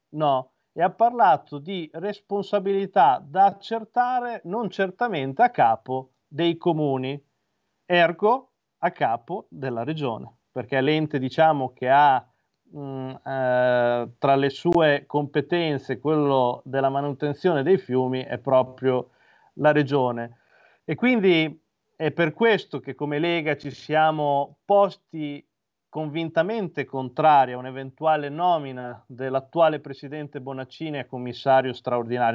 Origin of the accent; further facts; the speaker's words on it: Imola, Emilia-Romagna, Italy; Io, come hai giustamente ricordato, provengo da Imola